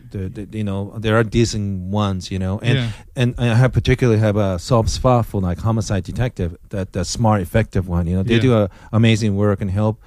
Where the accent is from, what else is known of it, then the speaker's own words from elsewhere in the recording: Osaka, Japan; moved away; I grew up in Osaka, Japan